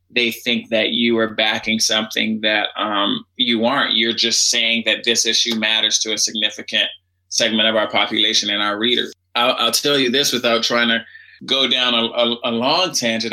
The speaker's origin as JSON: {"language": "English", "town": "Washington", "region": "District of Columbia", "country": "United States", "tie": "born or raised there", "said": "I grew up in Washington, D.C."}